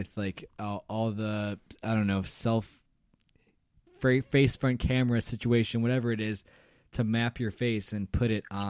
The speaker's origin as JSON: {"language": "English", "town": "Chicago", "region": "Illinois", "country": "United States", "said": "I just wondering, because I'm from Chicago."}